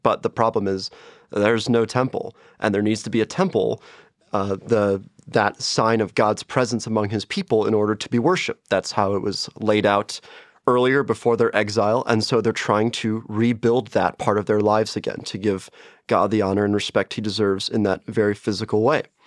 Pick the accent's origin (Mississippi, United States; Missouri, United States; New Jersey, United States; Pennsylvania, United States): Missouri, United States; St. Louis; moved away; also born or lived in Chicago; I am from Saint Louis, Missouri, and I've gone to Lutheran schools my entire life, so Lutheran grade school, Lutheran high school